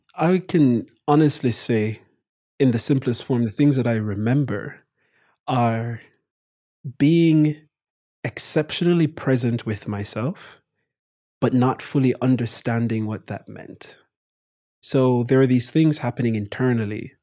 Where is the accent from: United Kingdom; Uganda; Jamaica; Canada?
Jamaica; Kingston; moved away as an adult; now in United States; my brother and I born and raised in Jamaica